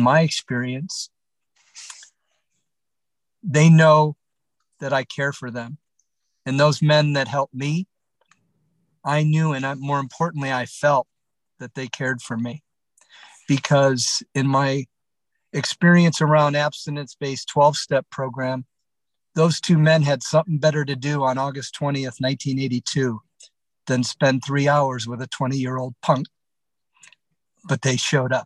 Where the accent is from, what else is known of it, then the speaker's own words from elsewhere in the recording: Detroit, Michigan, United States; growing up in Detroit